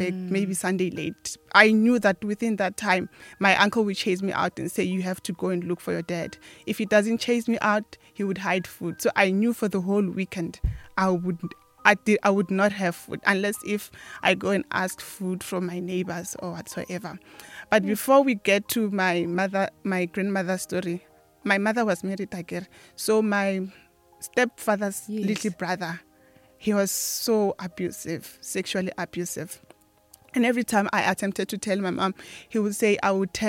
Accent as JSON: {"language": "English", "town": "Giyani", "region": "Limpopo", "country": "South Africa", "tie": "born or raised there", "said": "I was born and bred in Giyani."}